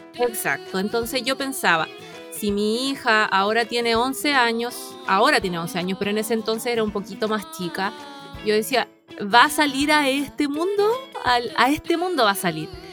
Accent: La Ligua, Valparaíso, Chile; yo vengo de la Ligua

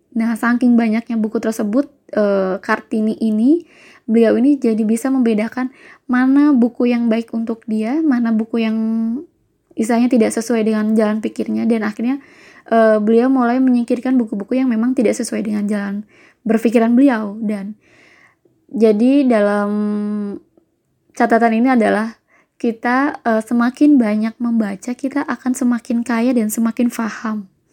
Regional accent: Java, Indonesia; Saya itu adalah uh, orang Jawa dan berasal dari kampung halaman saya

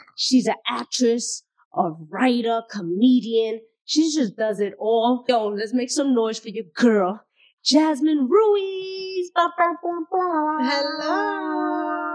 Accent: New York City, New York, United States; being Bronx native

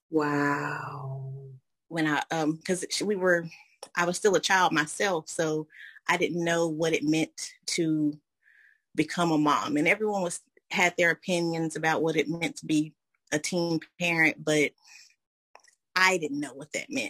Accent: Asheville, North Carolina, United States; moved away as an adult; now in Evans, United States; I'm from Asheville, North Carolina, and I currently reside here in Evans, Georgia. I've been here about eight years

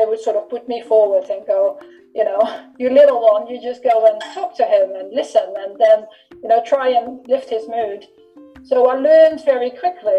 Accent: Netherlands; when I grew up in the Netherlands

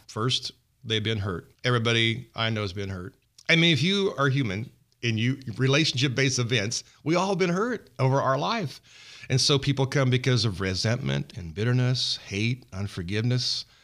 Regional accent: Kingsburg, California, United States; since coming home, back to my hometown in Kingsburg

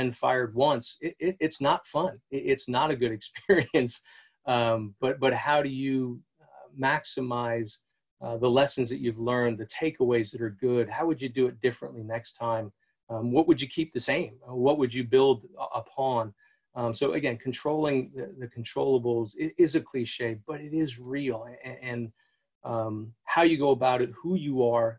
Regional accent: New Hampshire, United States; I grew up in New Hampshire

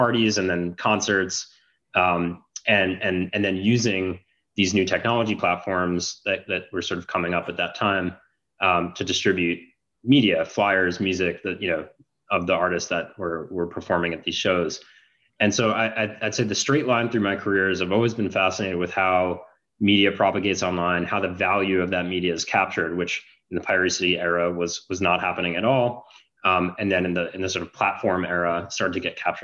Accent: Long Island, New York, United States; moved away as an adult; also born or lived in Canada; I grew up in New York, went to high school on Long Island, went to college in Canada

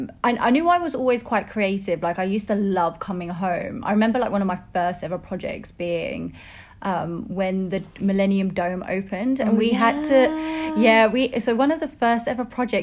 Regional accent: Ilford, London, United Kingdom; also born or lived in Barking, East London / Essex; I was raised in Ilford, Essex.

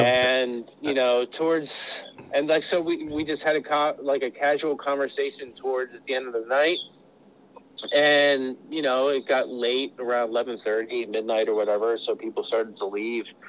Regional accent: Pennsylvania, United States; moved away; I was originally from Pennsylvania

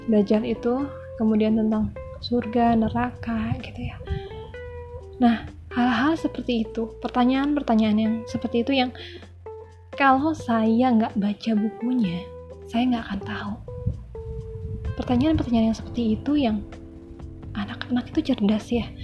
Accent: Bandung, West Java, Indonesia; born there; Perkenalkan … Saya ibu dari tiga orang anak Saya kelahiran Bandung Tahun 83

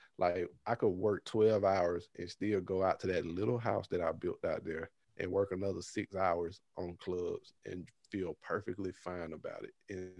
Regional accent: Birmingham, Alabama, United States; now in California, United States; I'm in California, but I'm originally from Birmingham, Alabama.

